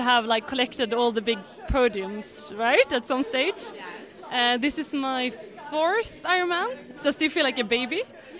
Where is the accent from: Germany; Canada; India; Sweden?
Sweden; Being Swedish